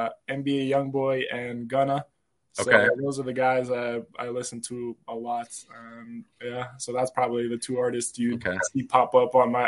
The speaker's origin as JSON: {"language": "English", "country": "Serbia", "tie": "born or raised there", "said": "And growing up in Serbia, you know, there's, I don't know if you heard of Serbian fans, especially soccer and basketball fans, you know, they are crazy to say, you know."}